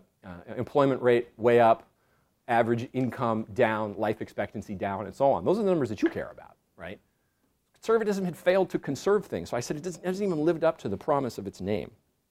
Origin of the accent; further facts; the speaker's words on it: Pacific coast, United States; I used to fish just because I grew up on the Pacific coast